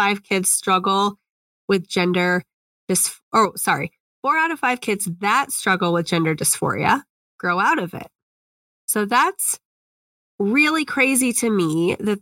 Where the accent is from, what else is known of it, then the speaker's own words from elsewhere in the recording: Indiana, United States; Indiana has kind of put it's my home state